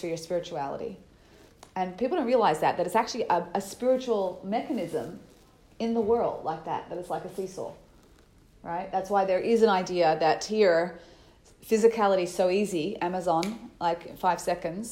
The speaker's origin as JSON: {"language": "English", "country": "Australia", "said": "I'm Australian"}